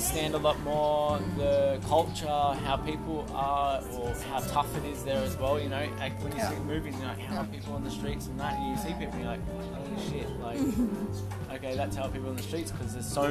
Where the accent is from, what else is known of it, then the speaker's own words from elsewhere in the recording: Sydney, New South Wales, Australia; moved away as an adult; also born or lived in New Zealand / Wollongong / Melbourne; now in Bali, Indonesia; I moved to Australia when I was 3 months old